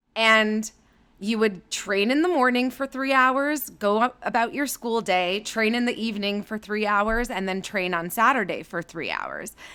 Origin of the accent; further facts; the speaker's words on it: Thornhill, Ontario, Canada; So I'm Canadian. I grew up outside of Toronto in a suburb called Thornhill